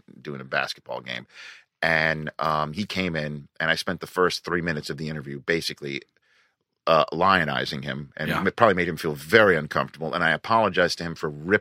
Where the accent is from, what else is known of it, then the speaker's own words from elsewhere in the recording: New York City, New York, United States; moved away; also born or lived in Redding, California; I grew up in New York City